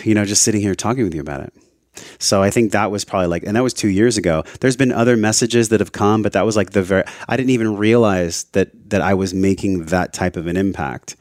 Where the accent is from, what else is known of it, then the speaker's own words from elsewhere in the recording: La Mesa, California, United States; moved away as an adult; also born or lived in Hawaii; I grew up in East County, La Mesa